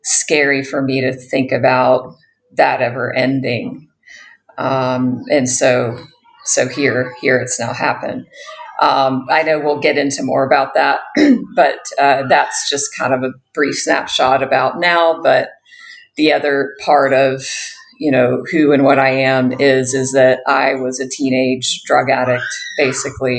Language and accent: English; United States; accent: American; moved away as an adult; also born or lived in Bali; now in Thailand; I am an American, if you can't hear that from my accent